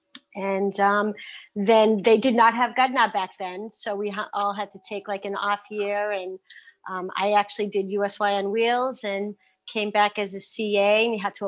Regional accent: Brookline, Massachusetts, United States; also born or lived in Hull, Massachusetts; I moved to Brookline from Hull, Mass.

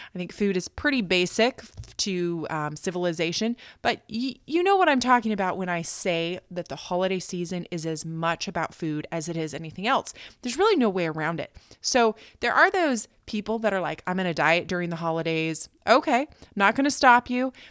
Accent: United States; moved away as an adult; also born or lived in Okinawa, Japan; now in Tokyo, Japan; I am American

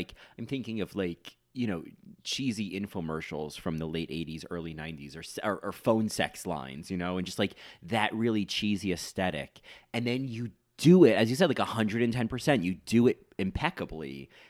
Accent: New South Wales, Australia; My accent lives up here in Confidence Corner, yeah, exactly. Australia. South of SIDS. Yeah. Not sudden infant death syndrome, south of Sydney.

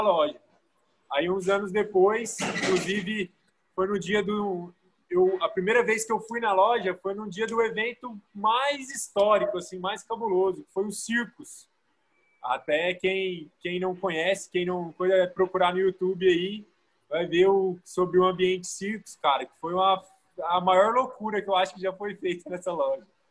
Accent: Goiânia, Goiás, Brazil; Eu sou daqui de Goiânia

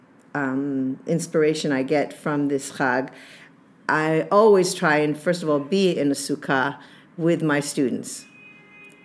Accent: New England, United States; I'm from New England

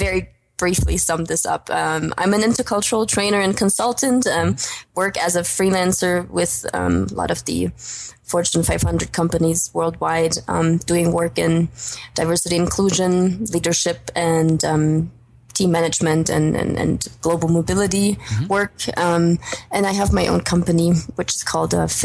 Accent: former East Germany, Germany; moved away; also born or lived in United States / Australia / Denmark / China; I'm actually originally German, coming from the former East, but haven't lived in Germany, my home country, so to say, for the past almost 10 years

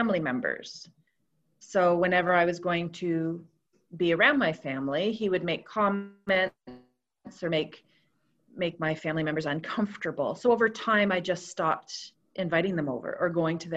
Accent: Toronto, Ontario, Canada; moved away as an adult; also born or lived in Roseneath, Canada; now in Cobourg, Canada; I grew up in Toronto and slowly moved out this way through the years

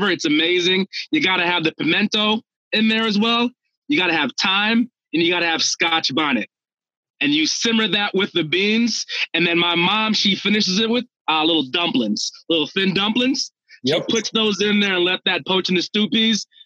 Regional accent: Minnesota, United States; I'm, I'm from Minnesota

